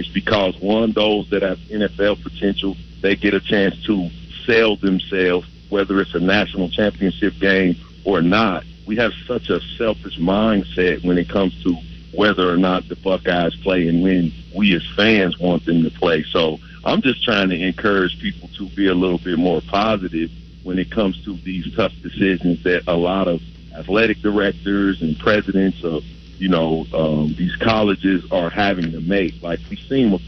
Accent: Ohio, United States; I'm born and bred in Ohio

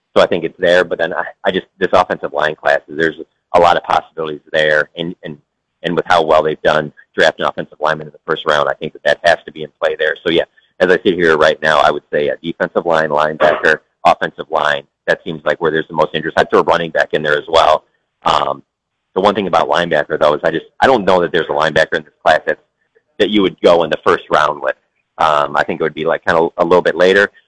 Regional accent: Detroit, Michigan, United States; moved away; I'm from Detroit

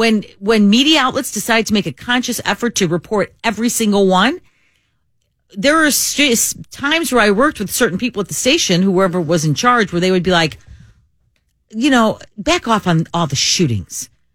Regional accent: Chicago, Illinois, United States; and I grew up in Bucktown.

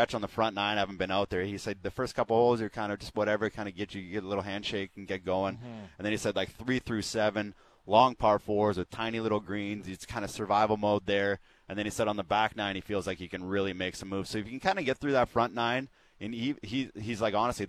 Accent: Canada; As a Canadian

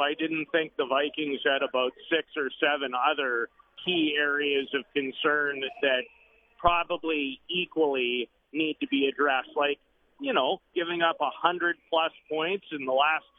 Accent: Saskatoon, Saskatchewan, Canada; growing up in Saskatoon

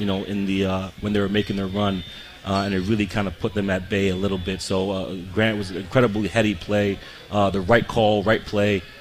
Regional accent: Montreal, Quebec, Canada; moved away as an adult; also born or lived in Michigan / Vermont; now in Richmond, United States; born and raised in Montreal, Quebec

